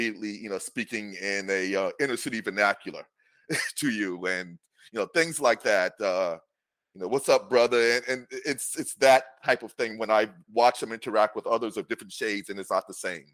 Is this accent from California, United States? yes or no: no; New York City, New York, United States; I grew up in New York City